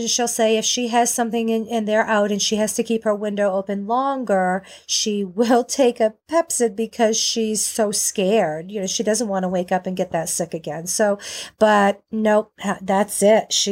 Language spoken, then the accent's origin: English; Maine, United States; now in North Carolina, United States; I moved from Maine, I hit North Carolina, I was ready to go